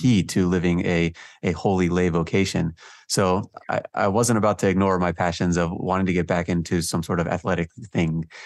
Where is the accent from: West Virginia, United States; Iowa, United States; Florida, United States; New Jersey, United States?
New Jersey, United States; also born or lived in Georgia / San Jose, California; we moved out to, uh, New Jersey, and most of my childhood was spent in New Jersey